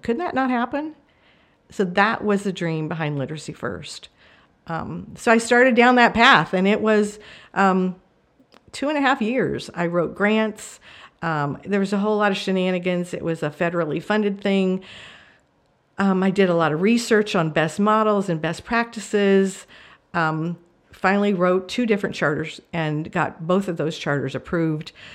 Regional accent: New Mexico, United States; also born or lived in Marshall Islands; I grew up in New Mexico

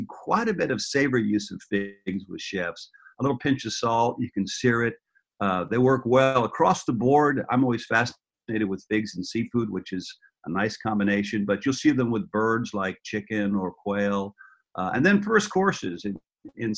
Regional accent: San Francisco, California, United States; I grew up in San Francisco, and we had an enormous mission fig

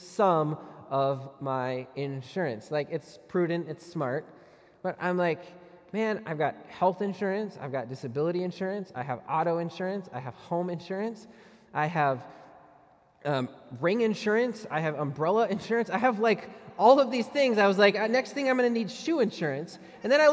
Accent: United States; we pay as Americans

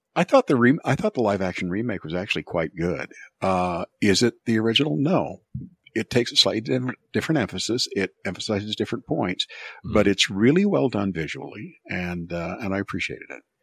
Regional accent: United States; as an American

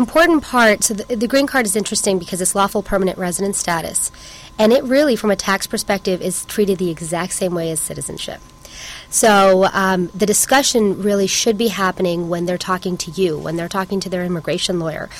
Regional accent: West Coast, United States; Thank you. It's good to be back. I'm actually from the West Coast.

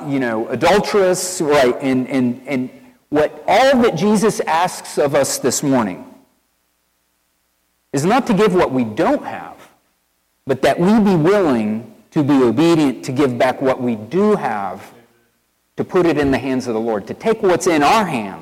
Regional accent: East Tennessee, United States; accent: country boy; now in Wilmore, United States; I'm from East Tennessee

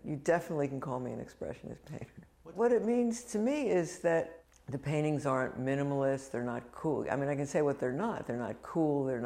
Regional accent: Highland Park, New Jersey, United States; a working class, sort of lower middle class family in Highland Park, New Jersey

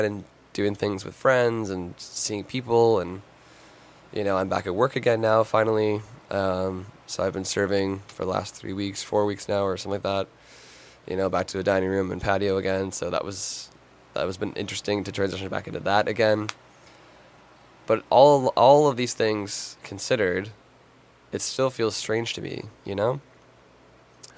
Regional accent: Toronto, Ontario, Canada; I'm from Toronto

